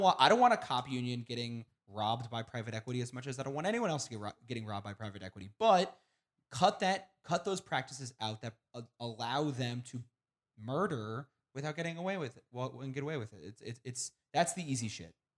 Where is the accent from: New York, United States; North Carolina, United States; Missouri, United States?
Missouri, United States; Kansas City; I am from Kansas City